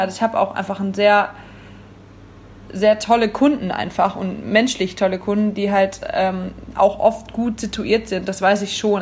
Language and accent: German; Wipperfürth, North Rhine-Westphalia, Germany; moved away as an adult; now in Cologne, Germany; ich bin nicht Urkölsch. Ähm, ich komme aus Wipperfürth. Oberbergischer Kreis